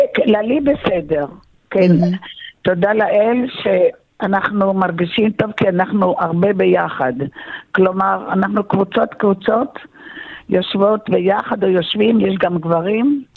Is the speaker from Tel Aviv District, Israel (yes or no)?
yes; Tel Aviv, Tel Aviv District, Israel; also born or lived in Kibbutz Sufa; now in Rehovot, Israel; אני נולדתי בתל אביב